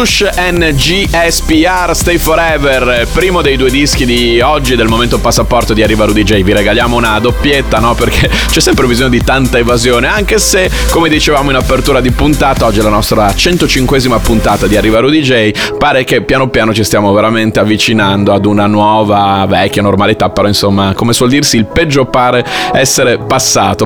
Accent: Bologna, Emilia-Romagna, Italy; sono bolognese

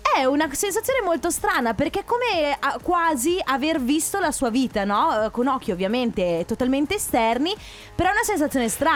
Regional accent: Sicily, Italy; now in Veneto, Italy; io sono nata in Sicilia eh, e da tanti anni, oltre il Covid, saranno 4-5 anni che io non scendo giù a Catania

